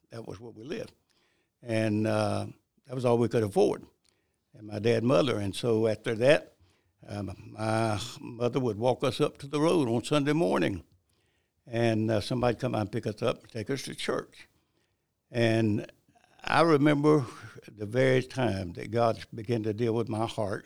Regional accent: Bennettsville, South Carolina, United States; also born or lived in High Point, North Carolina; I really grew up in South Carolina

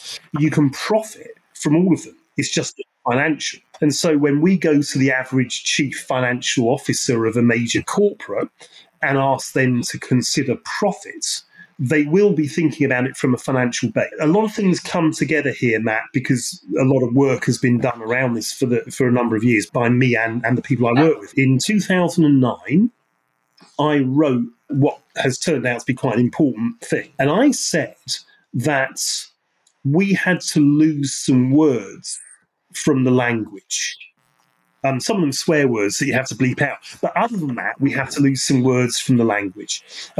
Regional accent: Ireland; and in fact, I'm Irish, so Irish English, is really quite interesting.

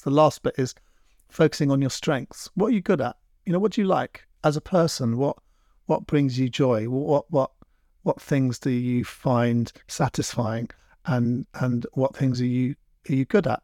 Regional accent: London, United Kingdom; moved away as an adult; now in Devon, United Kingdom; I grew up in London and I never really got, I, I was a bit of a city boy

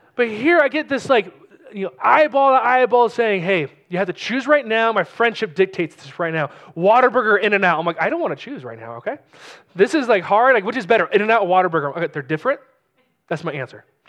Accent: California, United States; moved away as an adult; also born or lived in New Mexico; now in New Braunfels, United States; being originally from California, Pastor Hayden is originally from Texas, I'm from California

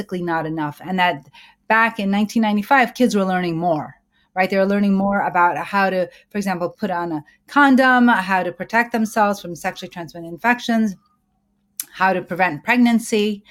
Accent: Pakistan; both you and I come from Pakistan

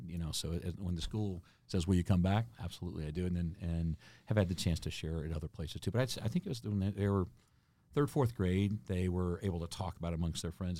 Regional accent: Houston, Texas, United States; moved away as an adult; I grew up in Houston, Texas, not in a military family.

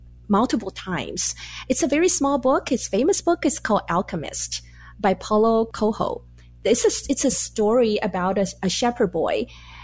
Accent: Taiwan; moved away as an adult; now in United States; I was born and raised in Taiwan, and I came to the U.S. to go to graduate school.

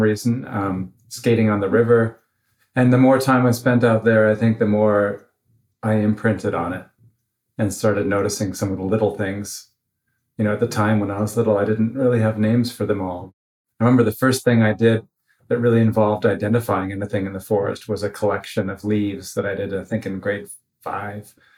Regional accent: New Brunswick, Canada; moved away as an adult; now in Oregon, United States; I grew up in New Brunswick. I moved there when I was around 8 years old and went to school there

